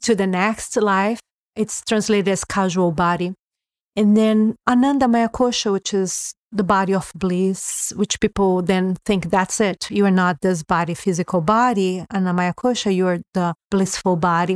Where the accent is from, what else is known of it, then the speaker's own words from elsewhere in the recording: Brazil; moved away as an adult; being born in Brazil